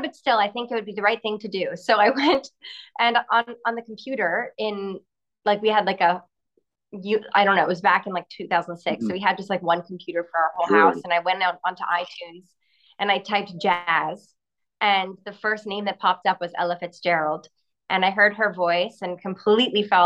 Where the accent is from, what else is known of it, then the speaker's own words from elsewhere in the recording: Montreal, Quebec, Canada; Montreal, which is where I'm from